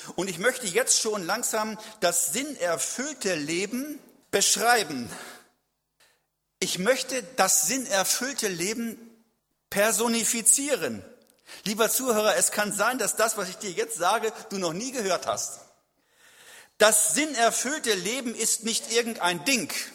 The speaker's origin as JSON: {"language": "German", "area": "a village near Celle", "region": "Lower Saxony", "country": "Germany", "tie": "born or raised there", "said": "lebte in meiner Heimat kann ich fast mit einem Luftgewehr rüberschießen, so weit nur."}